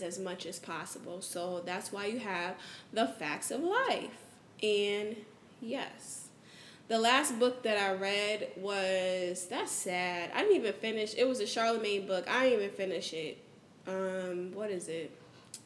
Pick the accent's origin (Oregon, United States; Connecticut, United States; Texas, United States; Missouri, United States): Connecticut, United States; New Haven; now in Houston, United States; I'm from New Haven, Connecticut.